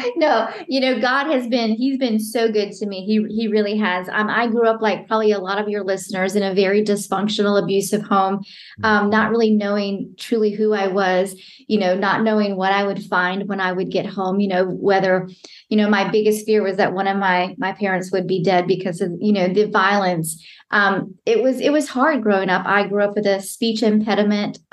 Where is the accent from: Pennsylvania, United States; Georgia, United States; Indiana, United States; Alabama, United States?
Georgia, United States; Atlanta; also born or lived in London; I am from Atlanta, Georgia. I grew up in Atlanta, Georgia, and I've lived here my whole life